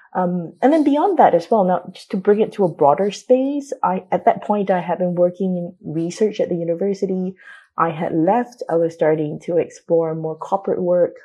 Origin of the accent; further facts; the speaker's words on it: Singapore; moved away; having been born and brought up in Singapore